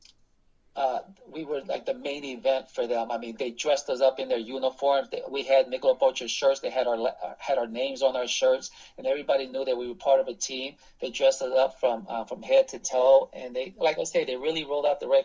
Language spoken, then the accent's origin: English; Newark, New Jersey, United States; also born or lived in New York; now in St. Louis, United States; I was born in Newark, New Jersey, and I spent a lot of time in the New York area as a kid.